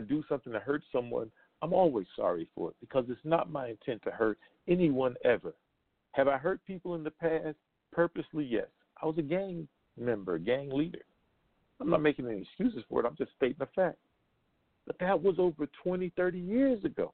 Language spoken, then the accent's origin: English; United States; being born in this country as an American citizen